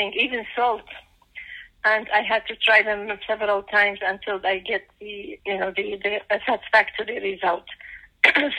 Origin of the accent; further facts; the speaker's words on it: Iraq; moved away as an adult; also born or lived in Baghdad / Mosul; now in United States; I come from Iraq, and I came to the States in 1990.